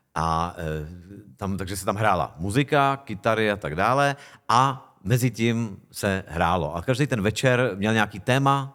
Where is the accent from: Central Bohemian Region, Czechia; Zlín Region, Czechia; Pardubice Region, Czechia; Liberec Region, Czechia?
Central Bohemian Region, Czechia; Hostivice; also born or lived in Prague / South Plzeň Region; já jsem teda vyrůstal v takový polovesnici, která, to eh, městečko, dneska už vlastně město, Hostivice u Prahy